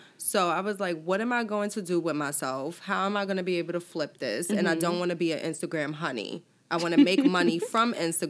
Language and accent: English; New York City, New York, United States; I'm from Harlem